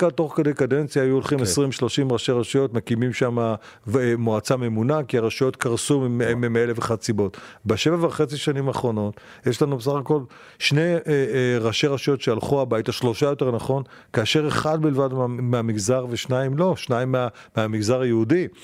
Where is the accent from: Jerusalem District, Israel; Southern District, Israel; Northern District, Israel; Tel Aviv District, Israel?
Northern District, Israel; Beit She'an; moved away as an adult; also born or lived in Modiin; שבית שאן, שנולדתי שם, שגדלתי שם, בתיכון שם